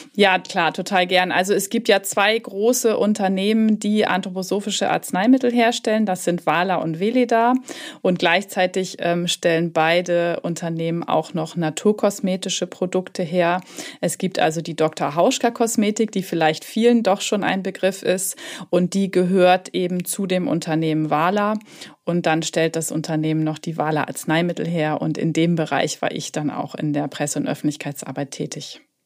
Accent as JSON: {"language": "German", "region": "Hamburg", "country": "Germany", "tie": "born or raised there", "also_born_or_lived": "Southern Germany", "moved": "yes", "said": "Ich sitze in Hamburg im schönen Norden, da wo auch meine Praxis sich befindet. Und ähm, es ist tatsächlich auch meine Heimatstadt."}